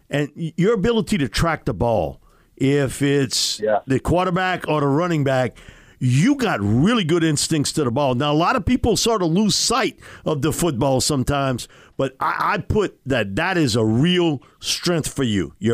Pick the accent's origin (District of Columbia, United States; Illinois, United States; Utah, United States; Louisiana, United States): Louisiana, United States; the Bayou; Bobby and I grew up on the Bayou